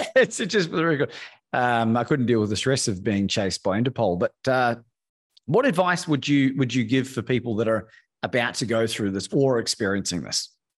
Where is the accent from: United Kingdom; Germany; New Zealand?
New Zealand; moved away as an adult; also born or lived in Australia; now in Mexico; In New Zealand. First 20 years, I've spent half my life in both countries